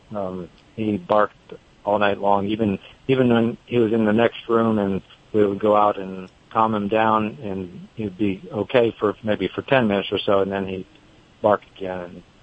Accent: the Bay Area, California, United States; now in North Carolina, United States; I'm originally from the Bay Area, but I've lived here for a long time

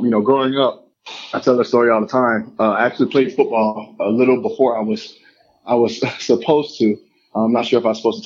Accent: Lakeland, Florida, United States; Growing up in Lakeland

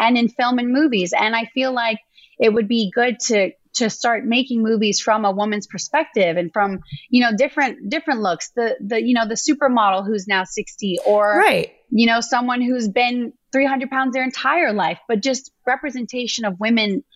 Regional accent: Louisiana, United States; I grew up in Louisiana

